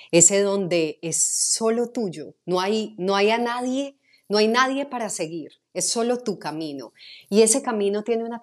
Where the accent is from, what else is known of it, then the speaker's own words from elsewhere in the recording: Medellín, Antioquia, Colombia; accent: Medellín; empecé a neutralizar mi acento de Medellín, que es bastante fuerte